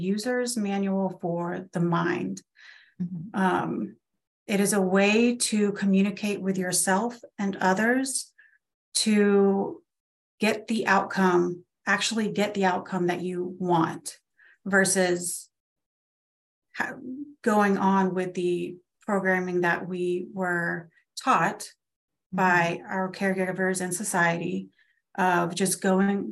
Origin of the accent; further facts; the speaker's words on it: Florida, United States; We live in Florida, where we just moved from my hometown to a town about an hour away